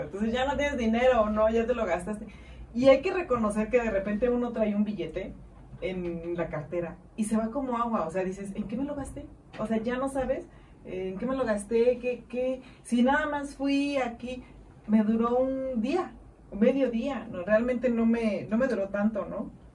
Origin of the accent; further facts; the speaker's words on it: Mexico; como buen mexicano